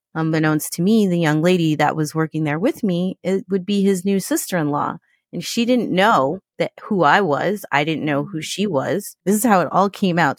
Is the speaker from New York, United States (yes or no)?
yes; New York, United States; I'm from New York